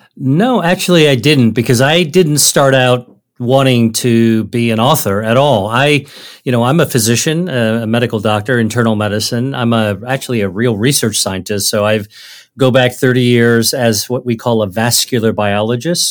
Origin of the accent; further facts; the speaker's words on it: United States; my parents are originally from China, and so I grew up really as a Chinese American. I, I grew up in America